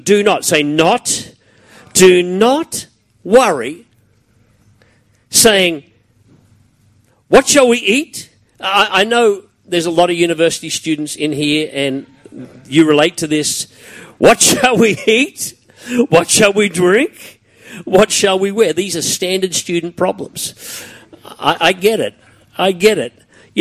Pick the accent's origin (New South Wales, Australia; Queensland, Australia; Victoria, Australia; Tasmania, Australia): Queensland, Australia; Brisbane; Growing up around Kapira and Mitchell in those days was a pretty tough gig